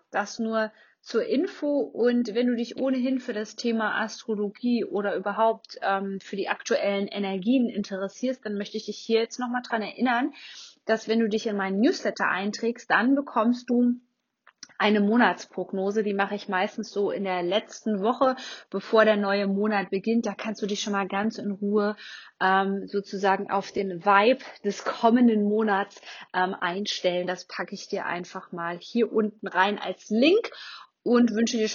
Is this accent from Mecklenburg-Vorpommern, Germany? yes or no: no; Kassel, Hesse, Germany; ich komme ja aus, aus Nordhessen ähm, bin geboren in Kassel